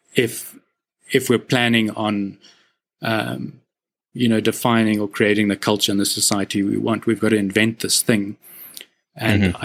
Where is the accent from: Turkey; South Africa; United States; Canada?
South Africa; as a South African, like a white male South African, I've grown up like I was born on the right side of a seriously unfair society